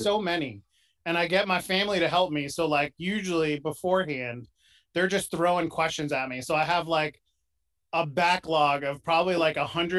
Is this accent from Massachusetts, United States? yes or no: no; Pennsylvania, United States; I'm from Pennsylvania